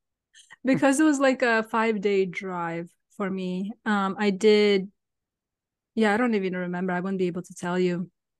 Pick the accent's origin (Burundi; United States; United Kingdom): United States; California; moved away as an adult; also born or lived in San Francisco; now in South Carolina, United States; I grew up in California.